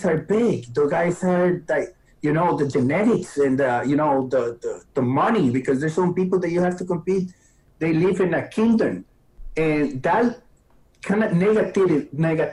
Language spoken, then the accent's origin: English; Costa Rica; English is a second language; moved away as an adult; now in United States; I come from Costa Rica. And I came here at 20 years old